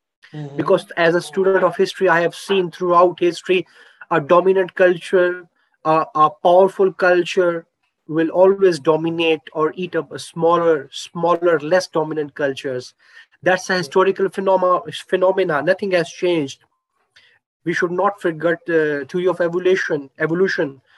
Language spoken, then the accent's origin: English; Pakistan; I'm from Pakistan. As a Pakistani citizen, I have my own socio-cultural traits